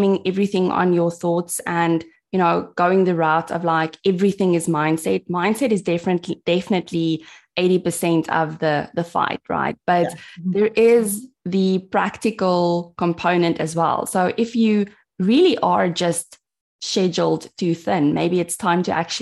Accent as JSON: {"language": "English", "country": "South Africa", "said": "I'm from South Africa. I live in a tiny town called Mossel Bay, which is very close to Cape Town."}